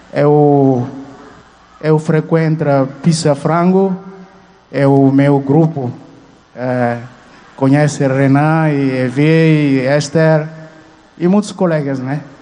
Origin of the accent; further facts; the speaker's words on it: Guinea-Bissau; moved away as an adult; now in Fortaleza, Brazil; sou estudante de Guiné-Bissau.